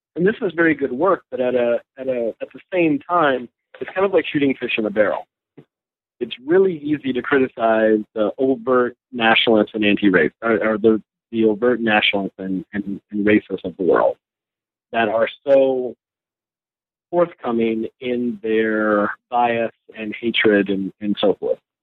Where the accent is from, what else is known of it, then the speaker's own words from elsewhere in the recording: North Carolina, United States; moved away as an adult; also born or lived in Los Angeles, California / Ohio / Virginia; now in Connecticut, United States; migrated to North Carolina with my family in uh, the late 70s. Grew up there in the uh, kind of mid South in in North Carolina